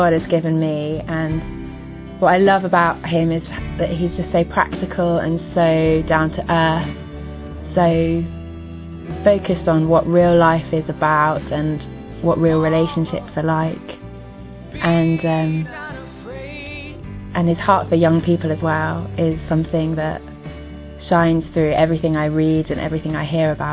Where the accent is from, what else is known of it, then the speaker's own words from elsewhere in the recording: England, United Kingdom; I'm from England and I'm 24 years old.